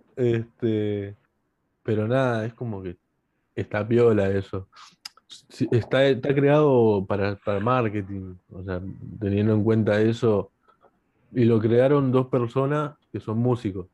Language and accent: Spanish; Argentina; yo siendo argentino